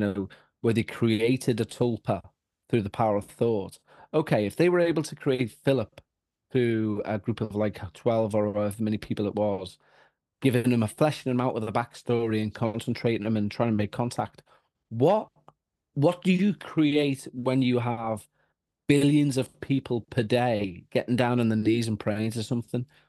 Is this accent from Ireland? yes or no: yes; Ireland; I'm a Roman Catholic because we're all Irish